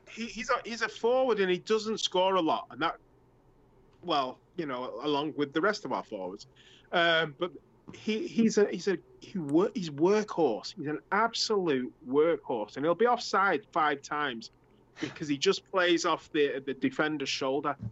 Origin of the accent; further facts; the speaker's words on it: England, United Kingdom; moved away; I'm from England, and we played soccer in like November and December.